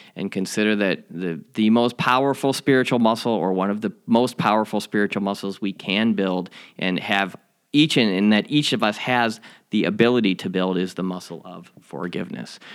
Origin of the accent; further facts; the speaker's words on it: Chicago, Illinois, United States; my hometown Chicago